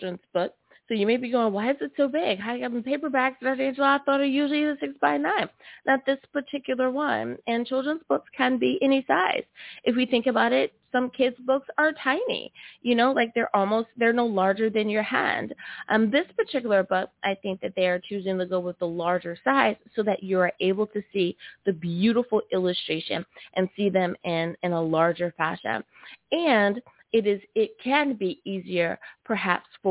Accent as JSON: {"language": "English", "country": "United States", "said": "my home country. Woohoo! Good old US"}